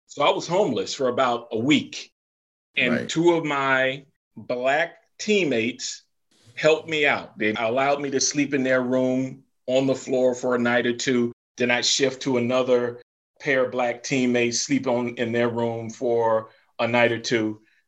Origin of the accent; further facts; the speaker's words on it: the South, United States; So I grew up in the South. I came up North.